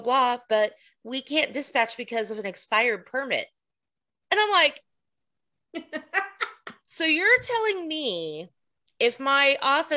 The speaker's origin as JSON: {"language": "English", "region": "Oklahoma", "country": "United States", "moved": "yes", "lives_now": "Texas, United States", "said": "I am not a Texan. I'm an Oklahoman"}